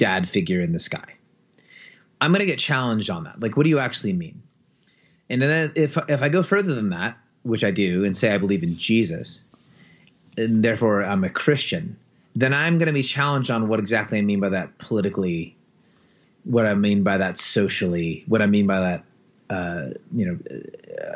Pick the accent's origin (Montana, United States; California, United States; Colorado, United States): California, United States; San Francisco Bay Area; growing up in the Bay Area and being like a leader in a religious context